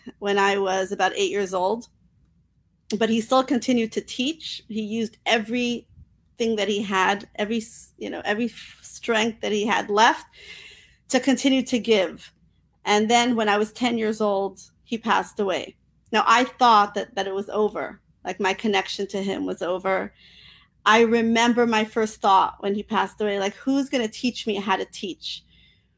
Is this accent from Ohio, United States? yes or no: no; New York City, New York, United States; I was raised in Crown Heights, Brooklyn, New York